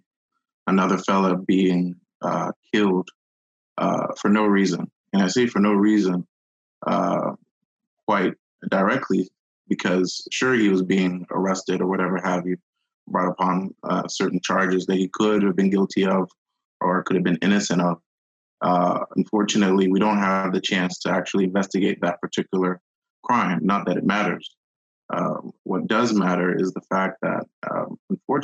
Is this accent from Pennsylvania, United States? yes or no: no; Houston, Texas, United States; I'm a Nigerian American, born and raised in Houston, Texas